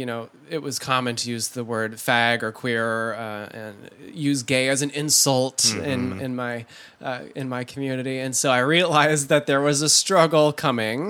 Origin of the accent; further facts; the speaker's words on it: Holland, Michigan, United States; I was raised in Holland, Michigan, one of the most conservative counties in the United States